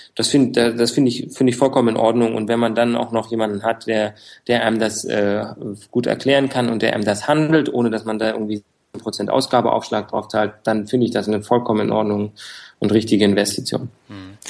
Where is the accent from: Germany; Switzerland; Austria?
Germany; Frankfurt, Hesse; Ja, ich bin Frankfurter, also geboren in Frankfurt